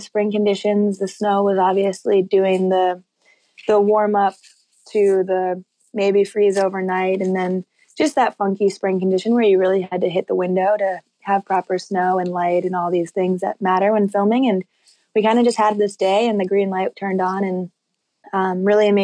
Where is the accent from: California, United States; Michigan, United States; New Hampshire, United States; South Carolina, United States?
New Hampshire, United States; North Conway; now in Jackson, Wyoming, United States; North Conway, New Hampshire is where my family lives and where I grew up most of my childhood